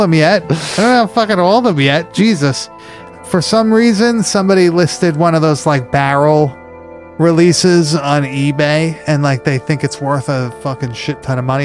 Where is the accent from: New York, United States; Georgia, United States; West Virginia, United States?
New York, United States; Long Island; moved away; Back up north, um, when I was growing up on Long Island